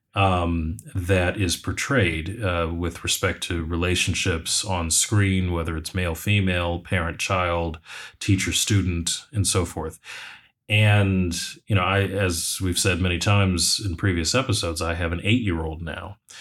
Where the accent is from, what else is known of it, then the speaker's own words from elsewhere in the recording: United States; I'm speaking as an American